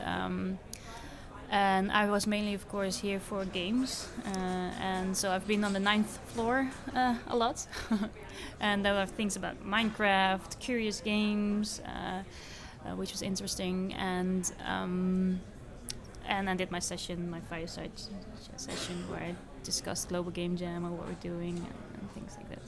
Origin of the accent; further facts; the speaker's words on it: Netherlands; I'm from the Netherlands